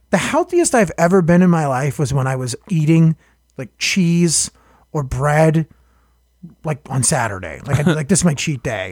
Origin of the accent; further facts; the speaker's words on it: Boston, Massachusetts, United States; I'm from Hyde Park